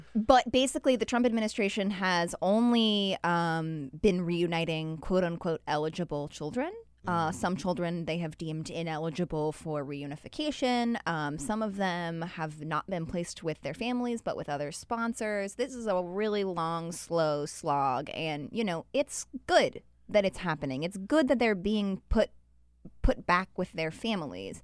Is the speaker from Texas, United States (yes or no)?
no; Utah, United States; moved away; I'm from Utah